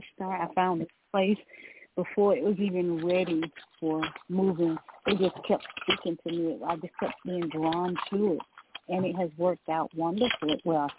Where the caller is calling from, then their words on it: Georgia, United States; I'm calling from Georgia.